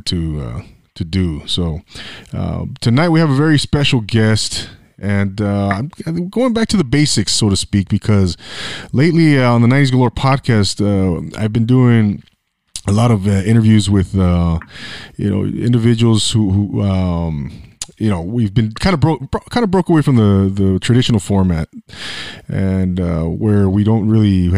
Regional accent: Inland Empire, California, United States; also born or lived in Orange County; I lived in the 714 and I grew up in the Inland Empire.

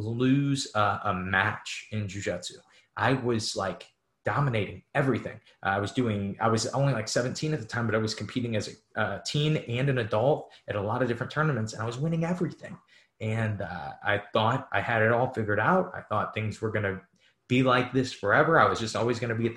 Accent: St. Louis, Missouri, United States; I'm from St. Louis

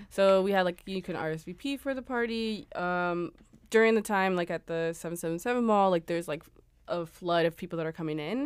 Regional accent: Los Angeles, California, United States; moved away as an adult; also born or lived in Berlin; I was born in Los Angeles. Uh, I also went to school out there

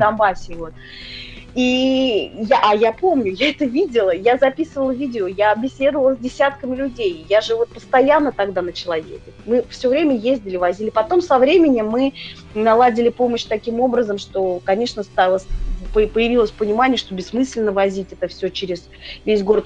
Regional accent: Moscow, Russia; я москвичка была

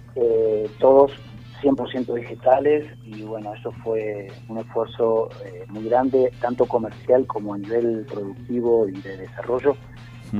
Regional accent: Buenos Aires, Argentina; moved away as an adult; now in Los Cocos, Argentina; nosotros, eh, somos de Buenos Aires

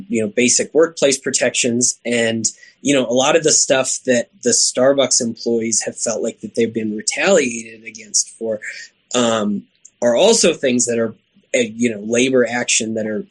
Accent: Oklahoma, United States; I grew up in Oklahoma

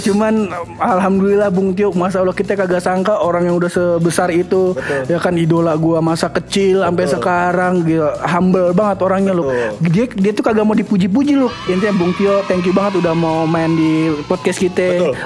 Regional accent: Betawi, Jakarta, Indonesia; gue orang Betawi

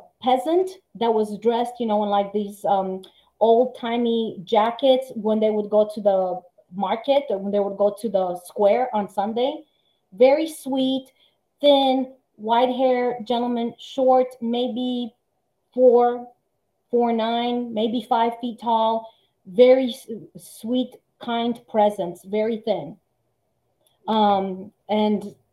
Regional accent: Timișoara, Timiș County, Romania; now in United States; Timișoara, my hometown

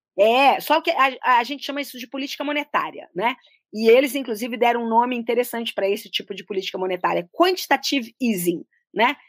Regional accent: Belo Horizonte, Minas Gerais, Brazil; also born or lived in Brasília; uma brasileira que nasceu em Brasília, no início dos anos 60, logo depois ali da inauguração. Uh, tive uma, uma vida em cidades urbanas, eu cresci muito tempo em Belo Horizonte

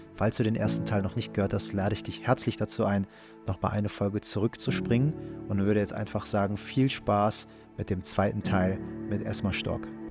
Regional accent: Germany; Ich bin hier in Deutschland geboren

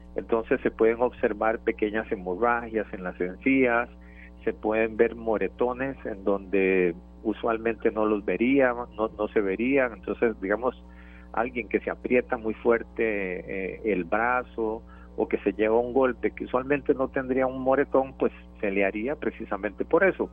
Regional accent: Turrialba, Cartago, Costa Rica; para los que somos de Turrialba

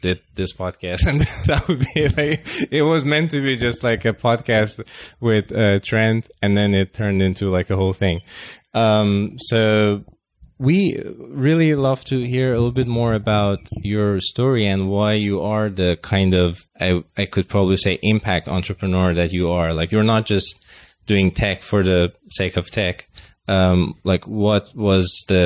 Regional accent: Finland; accent: Finglish; English is a second language; my Finglish accent

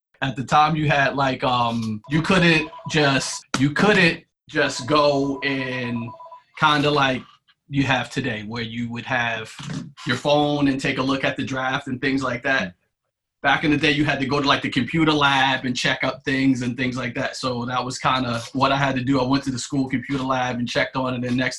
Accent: New York, United States; But for me growing up, we grew up in Shea Stadium, right? And I used to say we grew up in Shea Stadium.

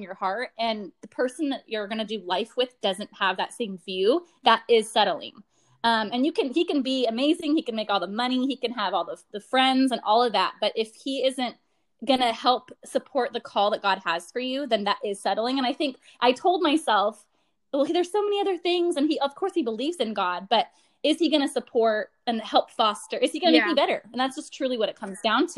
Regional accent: Portland, Oregon, United States; moved away as an adult; now in San Jose, United States; was born and raised in Portland, Oregon, and just recently moved here to the Bay it was July 2020

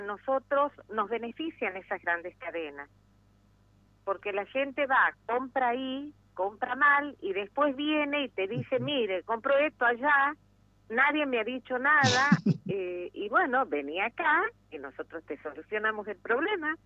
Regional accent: Argentina; soy argentina por nacimiento y ferretera por opción

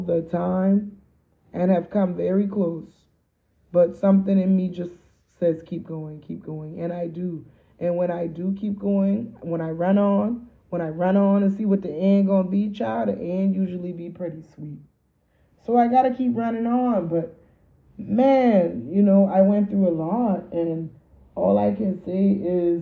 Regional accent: Charleston, South Carolina, United States; moved away as an adult; I lived in a town that was small enough, Charleston, South Carolina

